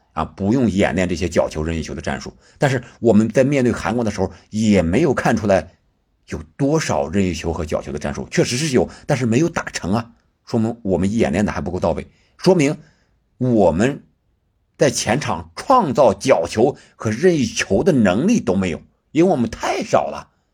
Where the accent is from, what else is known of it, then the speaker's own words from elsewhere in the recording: China; 我们中国人